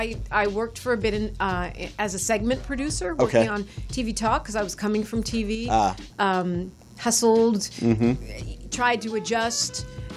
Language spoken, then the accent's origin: English; San Francisco, California, United States; also born or lived in New York; I grew up in San Francisco.